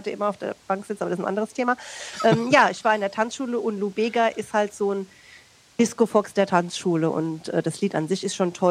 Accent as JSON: {"language": "German", "town": "Kaiserslautern", "region": "Rhineland-Palatinate", "country": "Germany", "said": "ich komme ja aus Kaiserslautern und ähm, Sie werden mich jetzt dafür hassen, aber ich finde Pfälzisch ganz gruselig."}